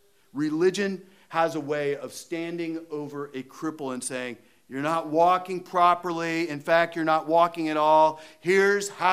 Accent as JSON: {"language": "English", "region": "Iowa", "country": "United States", "said": "I'm from Iowa."}